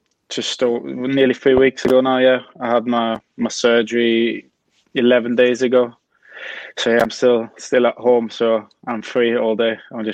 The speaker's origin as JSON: {"language": "English", "region": "Vienna", "country": "Austria", "second_language": "English", "said": "obviously I'm from Vienna. So like in Austria, there's 9 different kind of areas that you play against."}